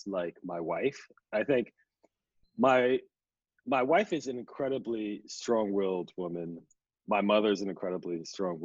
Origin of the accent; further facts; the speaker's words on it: New York City, New York, United States; I was raised in Queens, kind of in a immigrant family